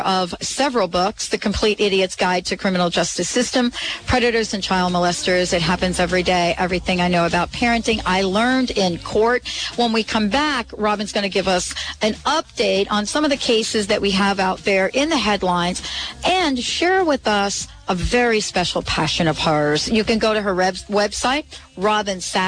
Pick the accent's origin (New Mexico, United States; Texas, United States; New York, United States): New York, United States; New York City; I grew up in New York City as well